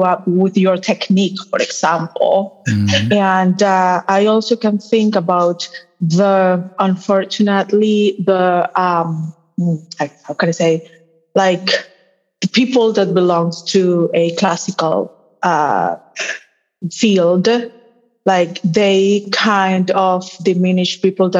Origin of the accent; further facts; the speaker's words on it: Colombia; also born or lived in Boston; I'm from Colombia, born and raised